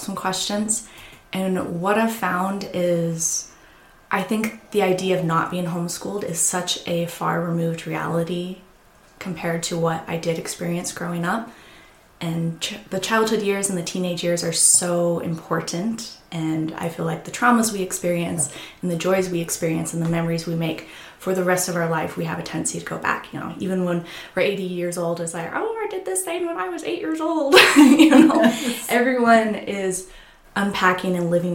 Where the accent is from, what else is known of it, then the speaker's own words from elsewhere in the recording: Casper, Wyoming, United States; I'm a Casper native, so I was born and raised in Casper, Wyoming. Almost my entire family is here